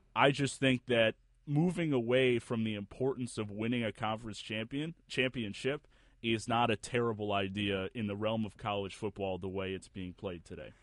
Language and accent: English; Buffalo, New York, United States; my hometown university at Buffalo Bulls